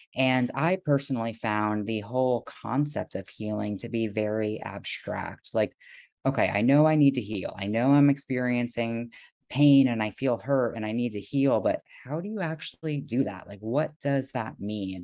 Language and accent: English; South Florida, United States; moved away as an adult; now in Seattle, United States; I was born and raised in South Florida